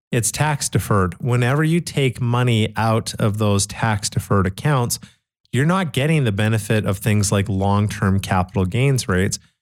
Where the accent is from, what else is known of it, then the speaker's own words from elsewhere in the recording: Canada; I grew up in Canada back in nineteen eighty-seven